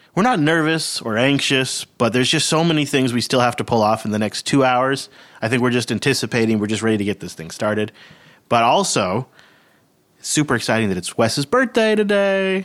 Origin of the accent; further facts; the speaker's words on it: Pacific Northwest, United States; we're from the Pacific Northwest, where you don't really have that kind of, like, hanging humidity